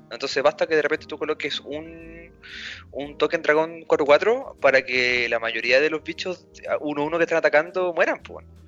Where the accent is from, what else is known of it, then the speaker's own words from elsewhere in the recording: Salamanca, Castile and León, Spain; los que somos de Salamanca, el Team Salamanca